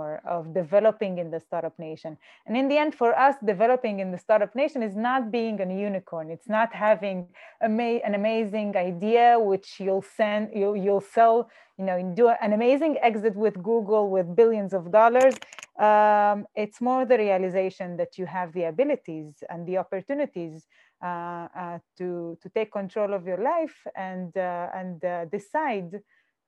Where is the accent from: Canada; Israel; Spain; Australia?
Israel; Jaffa, Tel Aviv District; Jaffa, I am from Jaffa